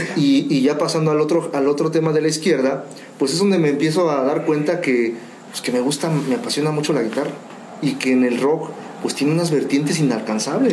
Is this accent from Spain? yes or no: no; Mexico; somos los, mexicanos